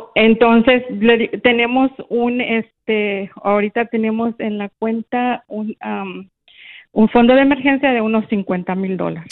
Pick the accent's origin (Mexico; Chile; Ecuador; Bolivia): Mexico; San Luis Potosí; now in Daytona, United States; yo soy originaria de San Luis, pero tengo 28 años viviendo en la Florida.